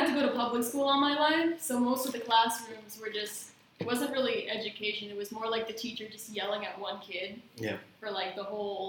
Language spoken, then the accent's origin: English; Long Beach, New York, United States; also born or lived in Brooklyn, New York; I'm from Long Island. I moved out to Brooklyn when I was 17.